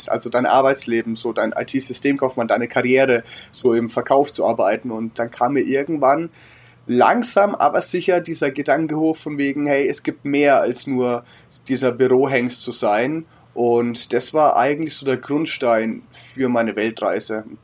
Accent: Würzburg, Bavaria, Germany; 31 Jahre alt, ähm, gebürtig aus Würzburg und bin für die letzten sechs Jahre durch die Welt gereist

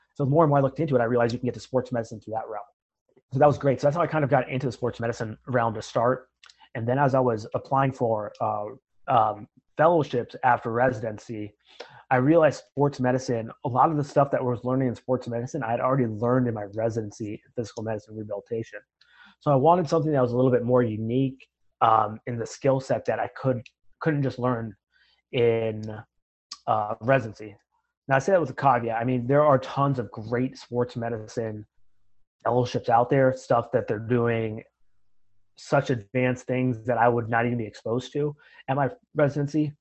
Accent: Marion, Ohio, United States; moved away as an adult; also born or lived in Grenada; I'm from Marion, Ohio. It's a, a small town just north of Columbus.

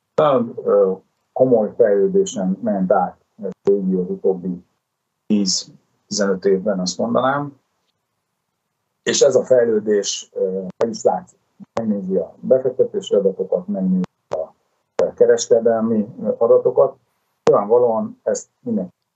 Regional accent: Szeged, Csongrád-Csanád, Hungary; mi mindketten ugye szegediek vagyunk

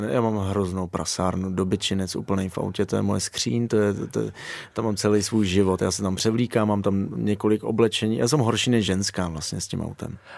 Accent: Moravia, Czechia; moved away as an adult; also born or lived in Ireland; já jsem kluk z Moravy

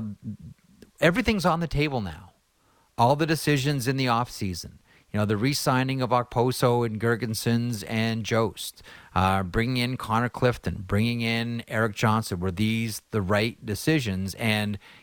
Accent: Canada; as a Canadian hockey fan

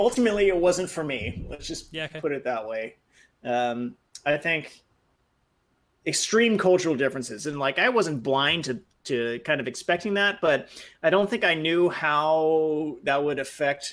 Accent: San Francisco Bay Area, California, United States; moved away as an adult; also born or lived in Japan; I had been living in the San Francisco Bay Area. Since I was, cognizant, when I was a baby, I lived in different places. But since I was a child and actually knew where I was, so it felt like my hometown.

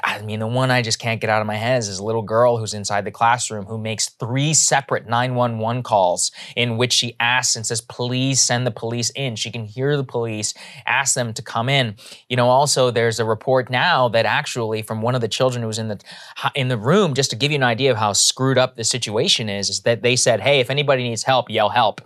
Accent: Texas, United States; moved away; back in my home state

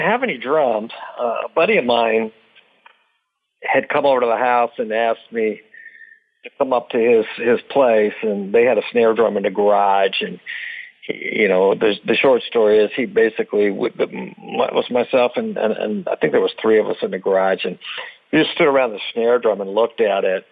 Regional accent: Dublin, California, United States; also born or lived in Lodi, California; I was born in Lodi and I lived in Dublin, California, which was probably an hour from Lodi, which is the Bay Area and Northern California

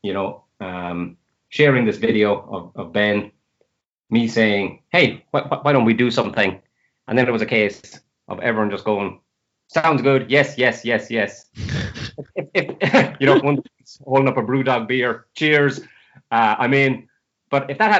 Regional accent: Limerick, Munster, Ireland; also born or lived in Scotland; now in Galway, Ireland; So I'm living in Galway now. I'm from Limerick originally

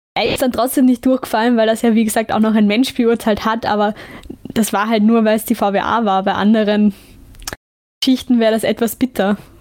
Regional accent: Lower Austria, Austria; ich bin ja situationselastisch, was mein Heimatbundesland ja. angeht, aber man kann nicht sagen, dass das wirklich Niederösterreich ist, wenn ich 15 Minuten ja. zu Fuß gehe. Aber es ist Niederösterreich, also darüber diskutieren wir nicht. Ich bin mhm. Niederösterreicherin.

